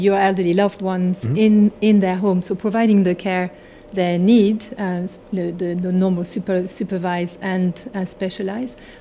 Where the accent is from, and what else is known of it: Haute-Savoie, Auvergne-Rhône-Alpes, France; accent: French; English is a second language; now in United Kingdom